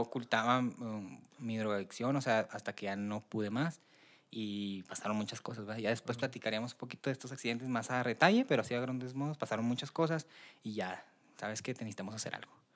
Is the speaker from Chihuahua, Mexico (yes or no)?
yes; Delicias, Chihuahua, Mexico; also born or lived in Tamazula, Durango; yo soy de Ciudad de Delicias, nazco allá, nazco y me llevan a, la Sierra de Tamazula, Durango, de ahí es la familia de mi papá